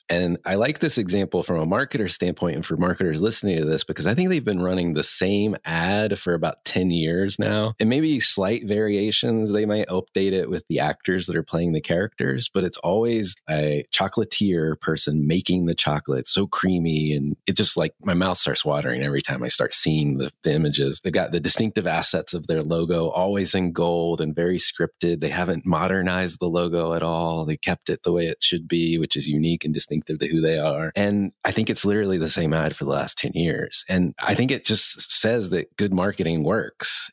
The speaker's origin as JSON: {"language": "English", "region": "the South", "country": "United States", "tie": "born or raised there", "said": "I grew up in the South"}